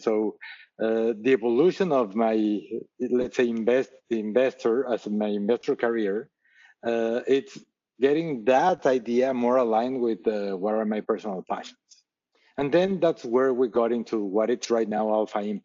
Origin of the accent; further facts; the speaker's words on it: Mexico City, Mexico; moved away as an adult; now in United States; I'm originally from Mexico City. I was raised in Mexico City